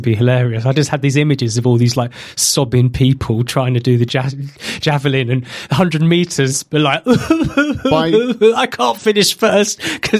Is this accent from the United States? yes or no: no; United Kingdom; the fact we're British